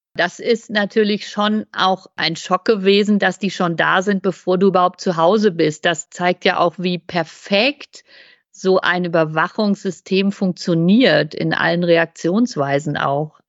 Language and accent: German; West Germany, Germany; Also ich bin in der Bundesrepublik zur Schule gegangen.